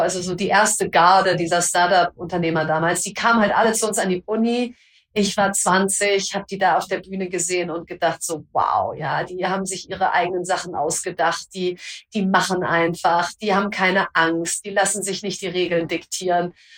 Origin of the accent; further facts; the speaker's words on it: North Rhine-Westphalia, Germany; Ich komme aus Ostwestfalen